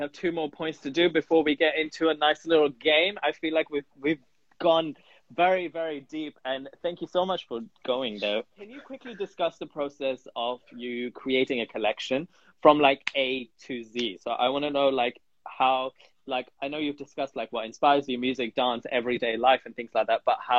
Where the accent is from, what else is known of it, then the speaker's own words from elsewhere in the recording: Punjab, Pakistan; I'm from the Pakistan side of Punjab.